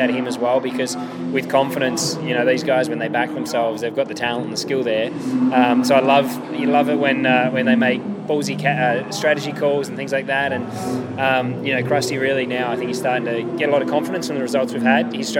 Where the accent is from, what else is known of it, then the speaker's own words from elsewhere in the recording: Adelaide, South Australia, Australia; at home in Adelaide